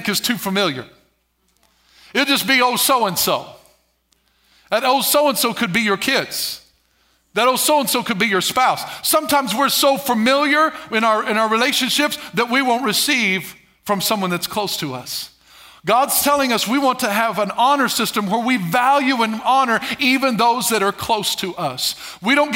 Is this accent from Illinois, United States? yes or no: yes; Albion, Illinois, United States; Ellery, Albion, Illinois, that area. That's my hometown, it's my region